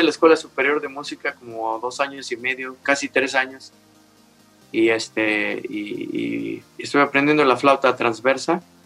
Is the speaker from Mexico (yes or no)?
yes; Mexico City, Mexico; yo nací un 16 de diciembre de 1958 en la Ciudad de México. Ah, entonces, México Distrito Federal.